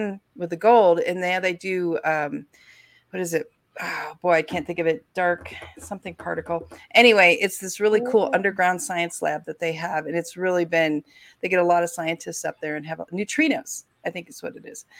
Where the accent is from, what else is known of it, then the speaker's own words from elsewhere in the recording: Northwest Ohio, United States; also born or lived in Deadwood, South Dakota; I grew up in Deadwood, just like I grew up in, you know, part of the time in Northwest Ohio